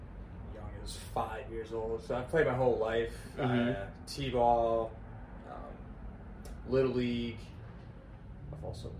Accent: New England, United States; I grew up in New England, and it's about the Sox.

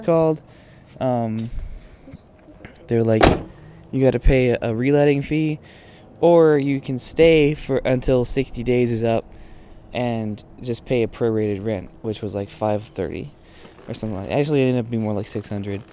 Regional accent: Austin, Texas, United States; moved away; I grew up in Texas

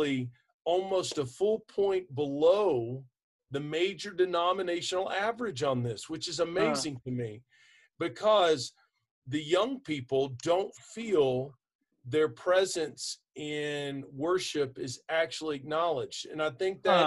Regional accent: Texas, United States; I'm from Texas

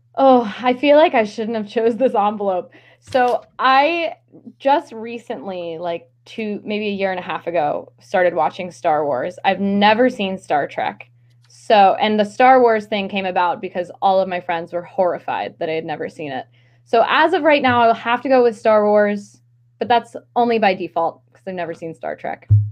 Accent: Maryland, United States; now in Philadelphia, United States; I grew up in Maryland, just just below the Mason Dixon line

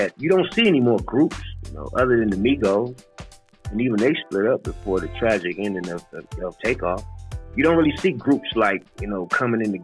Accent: Detroit, Michigan, United States; also born or lived in Arkansas; I grew up in Michigan, rough ends of Detroit, Michigan

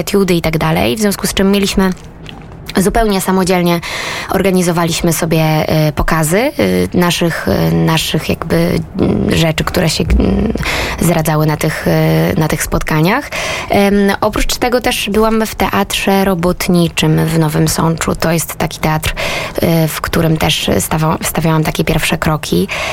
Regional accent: Rożnów, Lesser Poland, Poland; also born or lived in Nowy Sącz; Urodziłam się w Małopolsce, y, w małej miejscowości Rożnów nad Jeziorem Rożnowskim.

